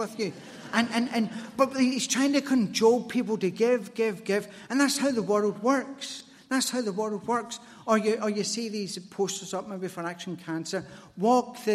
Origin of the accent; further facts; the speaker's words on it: Glasgow, Scotland, United Kingdom; as a Glaswegian